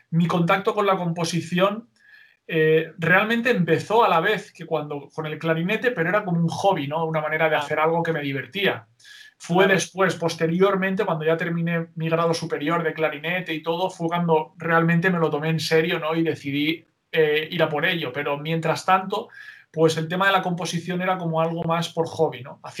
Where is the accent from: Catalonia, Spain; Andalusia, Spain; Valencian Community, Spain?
Valencian Community, Spain; Novelda; Novelda, una ciudad, pueblo eh, que está cerquita de Alicante, a unos 20, 22 kilómetros de Alicante.